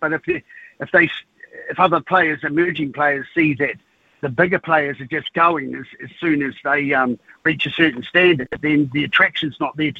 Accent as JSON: {"language": "English", "region": "Hawke's Bay", "country": "New Zealand", "moved": "yes", "lives_now": "Palmerston North, New Zealand", "said": "I'm originally from Hawke's Bay, and I heard you yesterday. I lived in McVeigh Street, which backed onto McLean Park"}